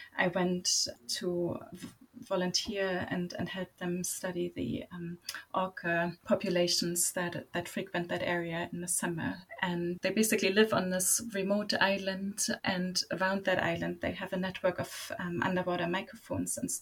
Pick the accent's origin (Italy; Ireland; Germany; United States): Germany; Berlin; moved away as an adult; also born or lived in Canada; I grew up in Berlin, very far from the ocean